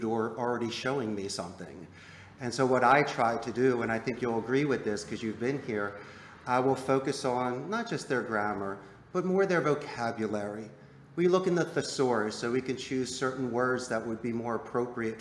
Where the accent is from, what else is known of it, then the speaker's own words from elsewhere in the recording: United States; moved away as an adult; now in Costa Rica; growing up in the United States